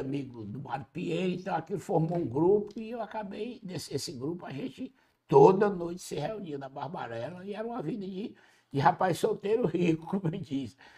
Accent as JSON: {"language": "Portuguese", "region": "Ceará", "country": "Brazil", "tie": "born or raised there", "moved": "yes", "lives_now": "Fortaleza, Brazil", "said": "criado com essa vida do sertão, porque apesar de ter vindo pra Fortaleza"}